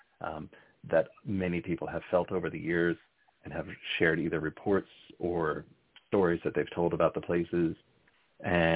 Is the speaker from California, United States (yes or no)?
no; New Jersey, United States; now in Berkshires, Massachusetts, United States; I'm a transplant to the Berkshires. I'm originally from North Jersey